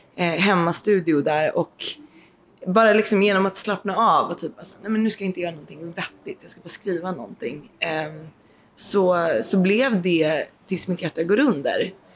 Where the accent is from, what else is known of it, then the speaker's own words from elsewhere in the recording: Nybro, Kalmar County, Sweden; moved away; also born or lived in Stockholm / Blekinge / Boden / Haparanda; Jag är uppvuxen i Nybro utanför Småland